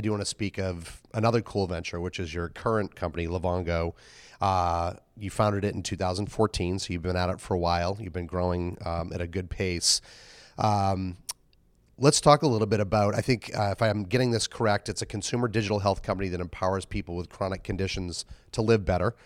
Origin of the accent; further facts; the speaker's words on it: Boston, Massachusetts, United States; Boston, my hometown